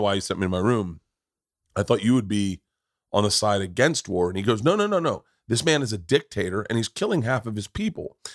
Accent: Tampa, Florida, United States; growing up in Tampa

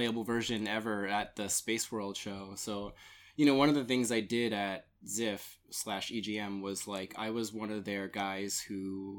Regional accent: Staten Island, New York, United States; I worked at a like import game shop in Long Island because I grew up in Staten Island.

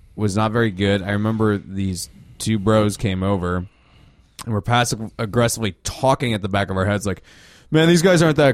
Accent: Darien, Illinois, United States; I grew up in Darien for a while, and the slogan was a nice place to live

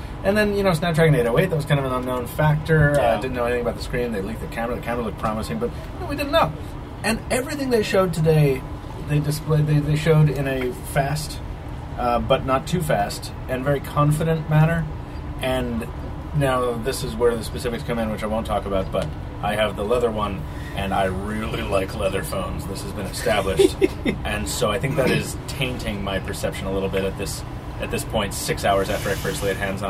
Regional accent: Long Island, New York, United States; now in Boston, United States; I'm from Long Island.

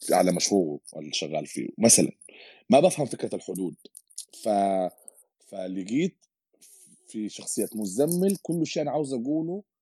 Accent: United Arab Emirates; وبستمتع به من انا صغير يمكن اكيد لي علاقه بيت تربيت وين في الامارات وكده

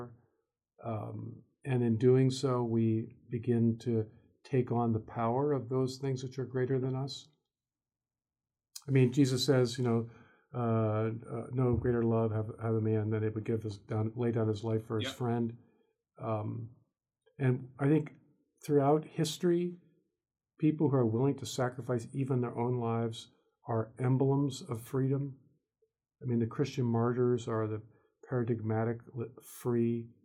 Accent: United States; I'm an American

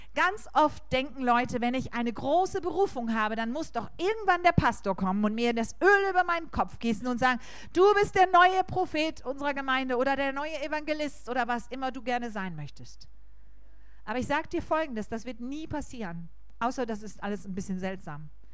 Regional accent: Germany; bei uns in Deutschland

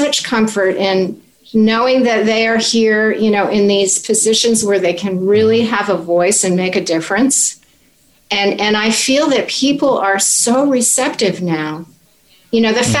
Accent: Vermont, United States; now in Washington, D.C., United States; I am also a country girl. I grew up in Vermont.

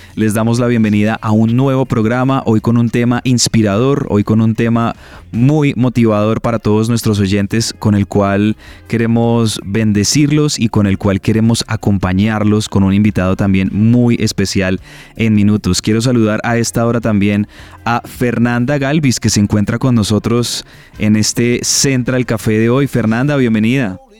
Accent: Colombia; como colombianos

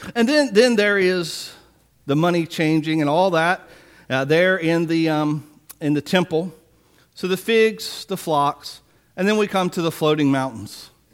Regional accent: Biloxi, Mississippi, United States; I remember as a child growing up in Biloxi

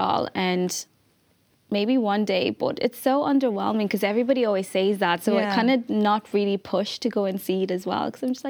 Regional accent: Malawi; now in Ireland; I grew up in Malawi, which is like a really small country in Southern Africa.

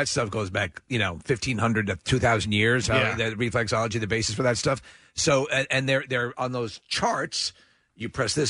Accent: New York, United States; moved away; So when we were growing up in New York

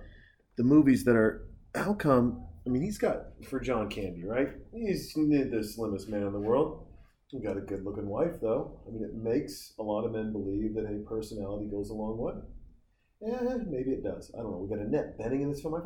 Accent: Montana, United States; I grew up in Montana

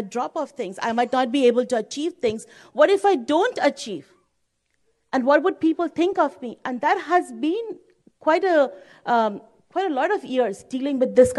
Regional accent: India; moved away; I'm from India. And the time when I was in India, my family and the society at that time, the cultural background was such that parents expected their children to do well.

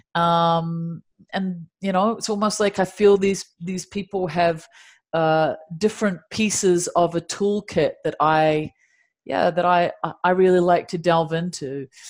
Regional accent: Dunedin, Otago, New Zealand; moved away as an adult; now in Los Angeles, United States; there are penguins in my hometown of Dunedin

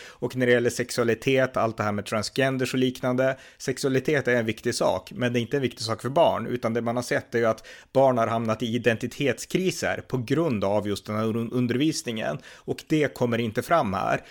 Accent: Sweden; also born or lived in India; jag är liksom född i Indien, när jag växte upp på 80-talet i Sverige och 90-talet

